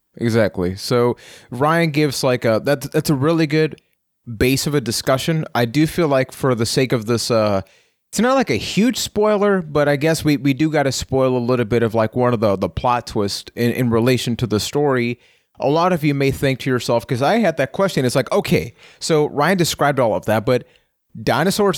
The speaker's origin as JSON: {"language": "English", "country": "Puerto Rico", "said": "I am from Puerto Rico"}